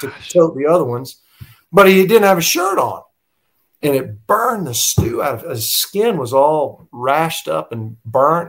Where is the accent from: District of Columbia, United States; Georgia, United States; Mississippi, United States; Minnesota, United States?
Georgia, United States; Tucker; also born or lived in Gwinnett County, Georgia; we we grew up in Tucker, so um, Tucker High School was pretty darn good